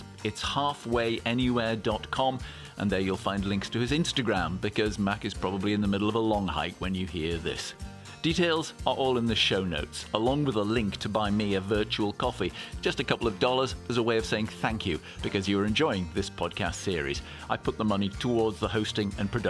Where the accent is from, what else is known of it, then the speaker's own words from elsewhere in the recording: Scotland, United Kingdom; we come from Scotland